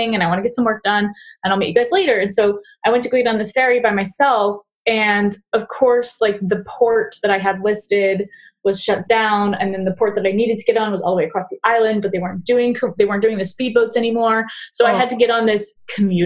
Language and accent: English; Southern California, United States; growing up in Southern California, and like reasonably so, like we grow up with like a severe stranger danger